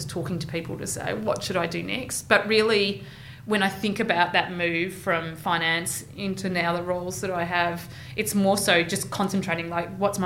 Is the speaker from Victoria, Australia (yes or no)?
yes; Geelong, Victoria, Australia; now in Melbourne, Australia; I'm from Geelong